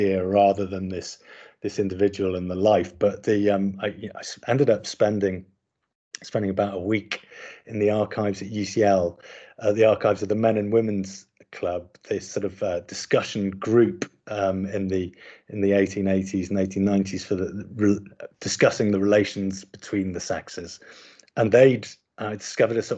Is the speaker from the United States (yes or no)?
no; Sunderland, North East England, United Kingdom; I grew up in Sunderland, and so was kind of really, you know, familiar with the dialect